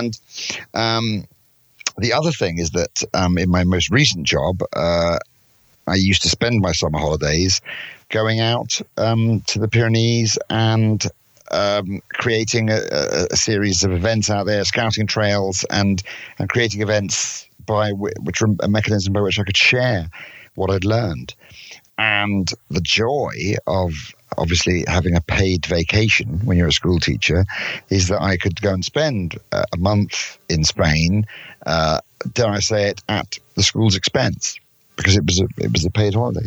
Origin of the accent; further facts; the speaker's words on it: London, United Kingdom; I'm from London in England